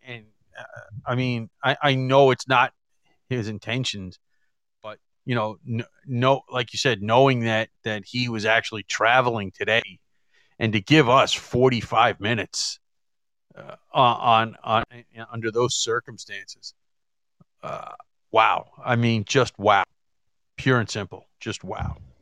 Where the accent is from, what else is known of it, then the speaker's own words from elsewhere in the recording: New York City, New York, United States; I grew up here in New York and mostly in in in, in Queens